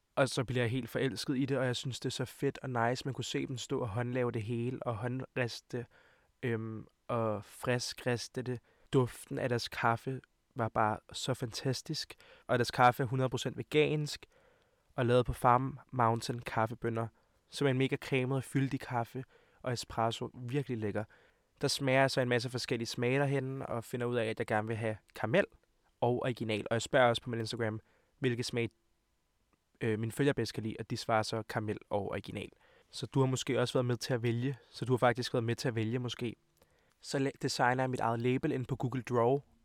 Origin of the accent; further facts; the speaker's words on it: Hvidovre, Capital Region of Denmark, Denmark; jeg kommer fra Hvidovre af, og mine forældre kommer fra Montenegro af